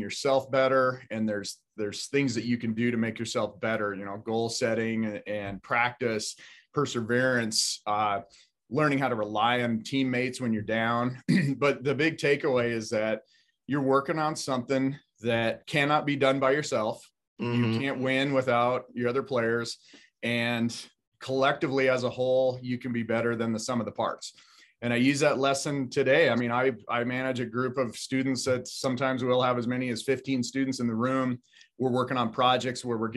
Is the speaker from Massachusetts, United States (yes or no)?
no; Billings, Montana, United States; I was born in Billings. I went to, you know, West High. I graduated from MSU